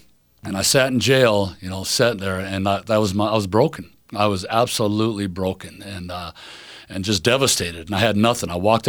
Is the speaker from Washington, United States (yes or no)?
yes; Spokane, Washington, United States; I was born and raised here in Spokane. I love this city.